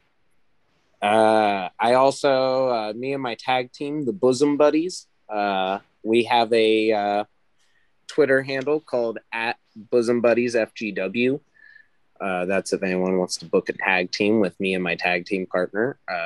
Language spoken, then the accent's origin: English; Arizona, United States; also born or lived in Ohio; It's just I'm from like the West Coast. I was born in Ohio, but I was raised out in Arizona.